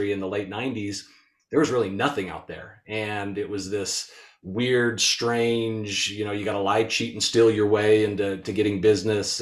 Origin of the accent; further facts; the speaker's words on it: Utah, United States; born and raised in Utah.